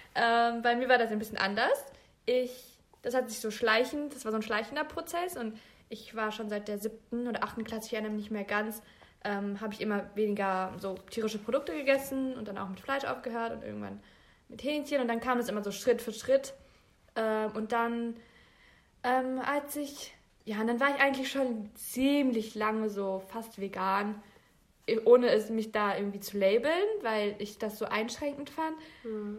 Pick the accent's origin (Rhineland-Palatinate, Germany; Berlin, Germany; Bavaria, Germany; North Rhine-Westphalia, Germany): North Rhine-Westphalia, Germany; Bielefeld; Ich bin geboren und aufgewachsen in Bielefeld.